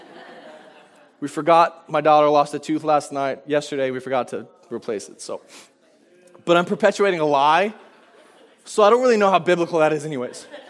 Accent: Virginia, United States; accent: Southern drawl; also born or lived in Washington; now in Spokane, United States; I, I grew up in Virginia. You'll hear every now and then if I get tired, I have a Southern drawl every now and then

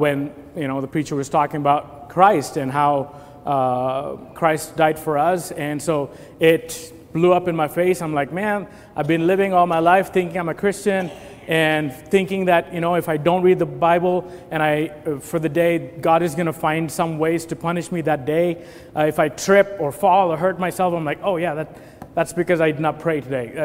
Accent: India; moved away as an adult; I was born and raised in India. I'm an Indian national, and I, 20 years of my life, I lived in India before

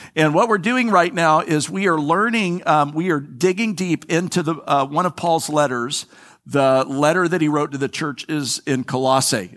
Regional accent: Florida, United States; I'm from Florida. I'm a native Flori, I'm a third generation native Floridian.

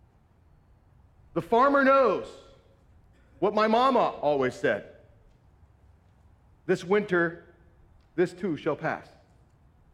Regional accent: Southern California, United States; moved away; also born or lived in Northwest Iowa; I grew up in Southern California where I didn't meet any farmers, lived in the concrete jungle

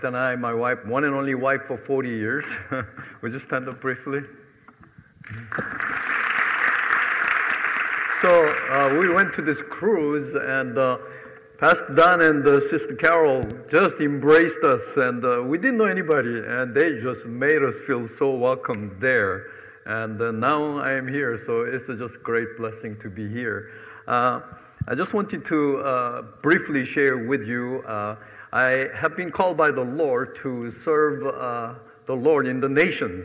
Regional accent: South Korea; moved away; also born or lived in Manhattan, New York; I'm originally from South Korea

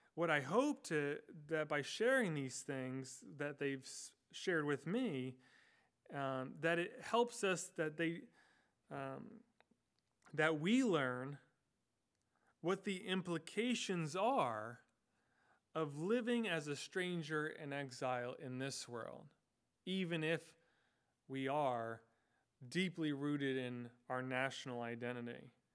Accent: United States; I was born and I have lived in the United States, uh, this geographical location for my entire life

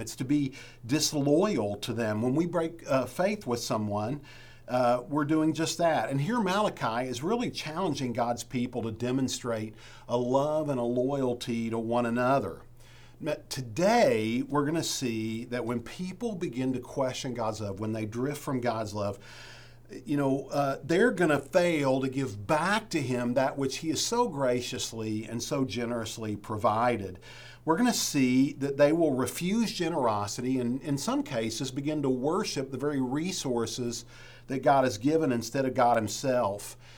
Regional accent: West Virginia, United States; moved away; I'm from West Virginia

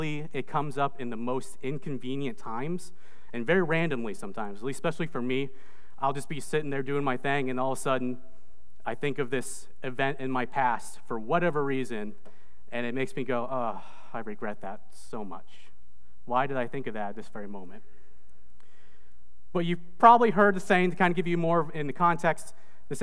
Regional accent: Indiana, United States; moved away as an adult; also born or lived in Indonesia / Michigan / Maine; now in Greensboro, United States; I was actually born in Indonesia, but I grew up in the United States. I was adopted as a baby, and I grew up in Indiana.

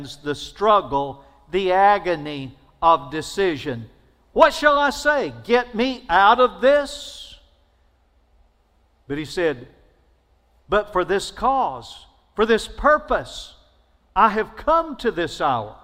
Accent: Alabama, United States; I'm from Alabama.

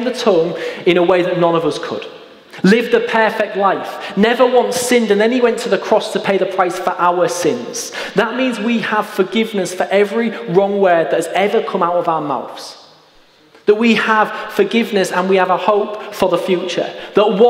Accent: Hull, Yorkshire and the Humber, United Kingdom; I grew up in East Hull, and I went to school on Bilton Grange

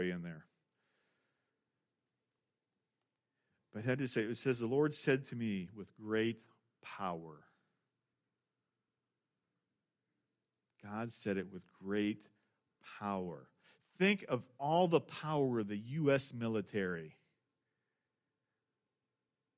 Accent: Indiana, United States; now in Missouri, United States; I grew up in Indiana

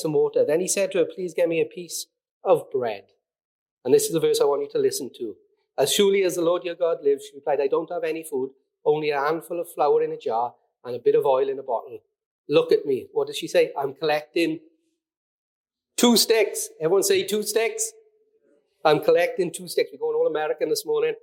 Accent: Mountain Ash, Wales, United Kingdom; I'm a valleys boy, I grew up in Mountain Ash, I've lived here all my life, I'm a valleys boy through and through

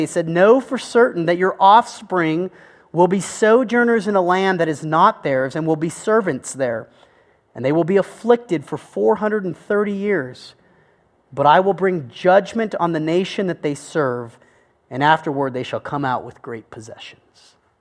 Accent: United States; I am an American

